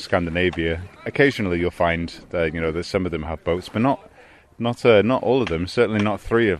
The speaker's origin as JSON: {"language": "English", "town": "Llandudno", "region": "Wales", "country": "United Kingdom", "said": "I'm from Llandudno in North Wales"}